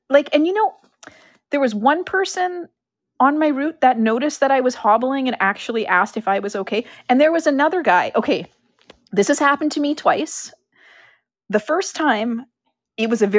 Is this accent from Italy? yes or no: no; Canada; we're Canadian